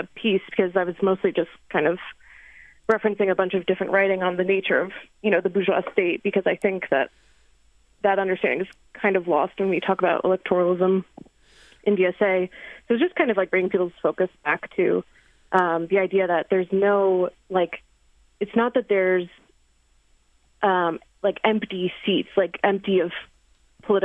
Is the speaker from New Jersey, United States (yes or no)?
yes; Jersey Shore, New Jersey, United States; moved away; I'm originally from the Jersey Shore